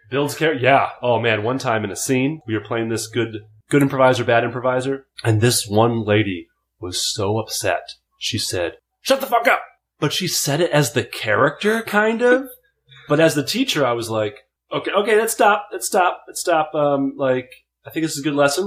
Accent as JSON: {"language": "English", "town": "Fridley", "region": "Minnesota", "country": "United States", "said": "I'm from Minneapolis, uh, technically Fridley, Minnesota, five five four three two"}